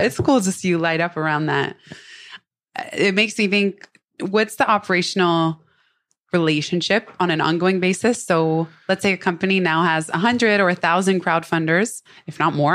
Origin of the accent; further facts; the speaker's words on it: Silicon Valley, San Francisco, and Palo Alto, California, United States; I'm actually from Silicon Valley, San Francisco, and Palo Alto.